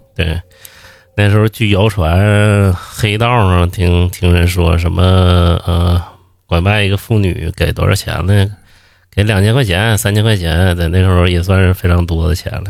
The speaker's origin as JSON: {"language": "Chinese", "region": "Northeast China", "country": "China", "moved": "yes", "lives_now": "Beijing, China", "said": "我之前在东北，我刚来北京的时候"}